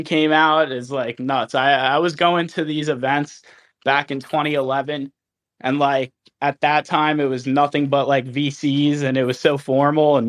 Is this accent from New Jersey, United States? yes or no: yes; New Jersey, United States; moved away; I'm originally from Jersey